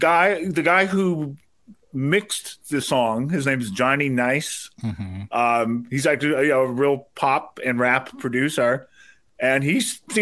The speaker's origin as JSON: {"language": "English", "area": "San Francisco Bay Area", "region": "California", "country": "United States"}